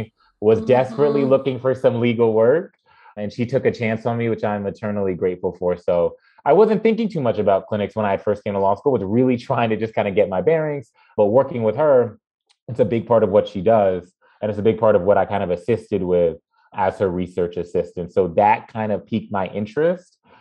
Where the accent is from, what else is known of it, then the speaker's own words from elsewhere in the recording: Mount Vernon, New York, United States; moved away as an adult; also born or lived in Evanston, Illinois; I am born and raised in Mount Vernon, New York